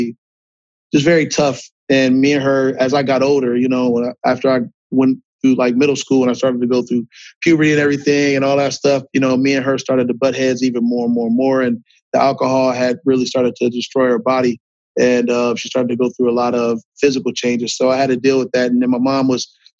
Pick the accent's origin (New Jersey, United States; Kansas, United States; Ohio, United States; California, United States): Ohio, United States; Akron; I'm from Akron, Ohio